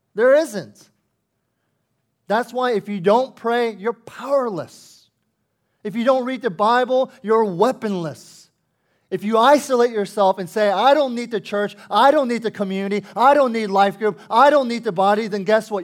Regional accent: United States; as an American, But with a Korean heritage

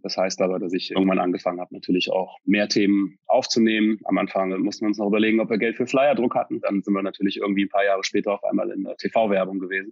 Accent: North Rhine-Westphalia, Germany; now in Berlin, Germany; komme aus Deutschland, gebürtig vom Niederrhein, also in der Nähe von der holländischen Grenze

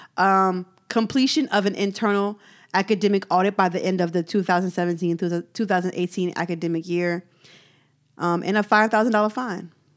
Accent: United States; I'm an American

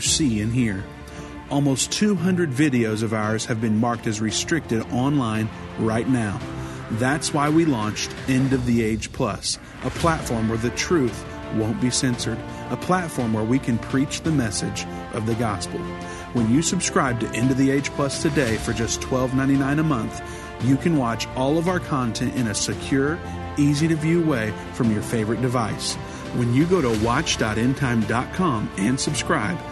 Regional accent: Indiana, United States; Indiana looks to be covered now, which is great since it's my home state

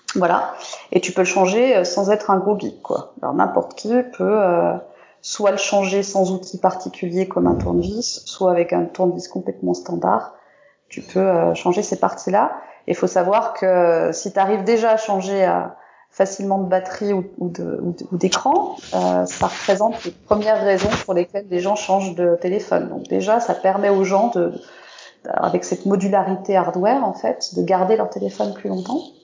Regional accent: France; je suis française

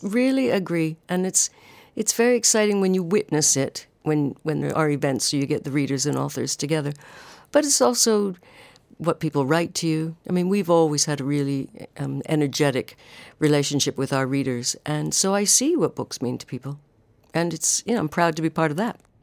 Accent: Canada; moved away as an adult; now in United Kingdom; I am Canadian

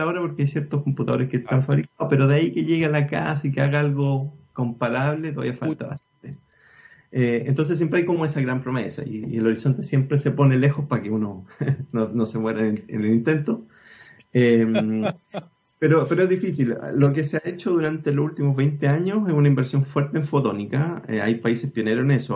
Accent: Chile

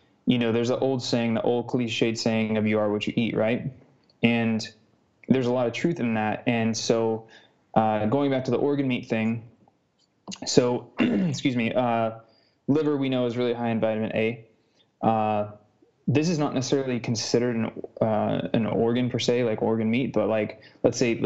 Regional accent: United States; I'm American

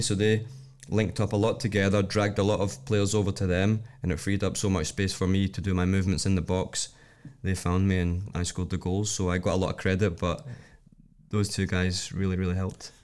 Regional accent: Scotland, United Kingdom; moved away as an adult; now in Iceland; I'm coming from Scotland

